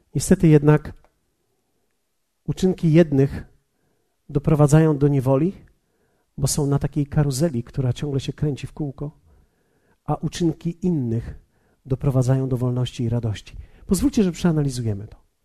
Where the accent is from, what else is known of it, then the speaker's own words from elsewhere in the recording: Poland; Polacy, my jesteśmy tacy dobrzy ludzie